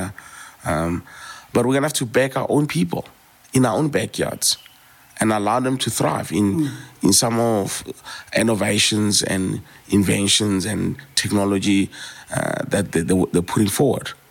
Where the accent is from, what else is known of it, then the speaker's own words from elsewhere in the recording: South Africa; being South African